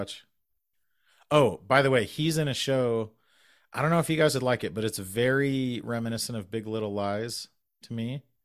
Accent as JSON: {"language": "English", "region": "Utah", "country": "United States", "tie": "born or raised there", "said": "a young person growing up in Utah"}